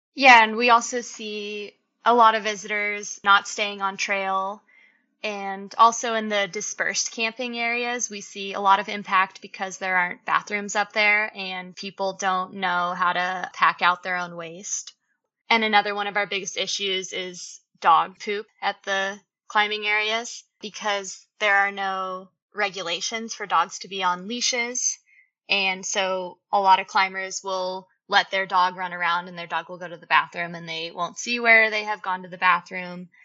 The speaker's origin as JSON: {"language": "English", "region": "Colorado", "country": "United States", "tie": "born or raised there", "also_born_or_lived": "Yosemite, California", "moved": "as an adult", "lives_now": "Bishop, United States", "said": "I actually grew up in Colorado, but shortly after college, I moved to Yosemite"}